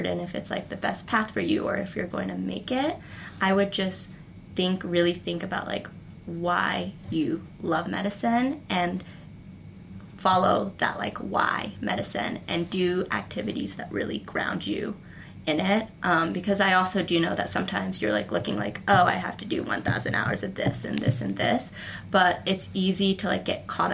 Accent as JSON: {"language": "English", "country": "United States", "said": "I'm an American."}